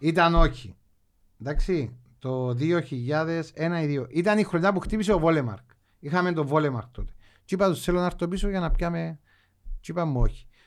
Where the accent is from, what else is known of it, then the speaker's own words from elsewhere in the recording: Agios Nikolaos, Limassol District, Cyprus; γεννήθηκα στον Άι Νικόλα